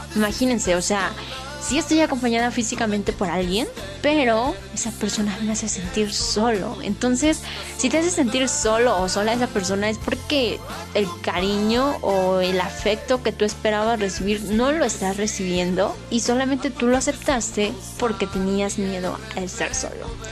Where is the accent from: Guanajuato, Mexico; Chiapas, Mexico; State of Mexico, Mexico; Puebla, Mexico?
Puebla, Mexico; moved away as an adult; now in Mexico City, Mexico; soy de un municipio muy pequeño en Puebla, pero me mudé a la Ciudad de México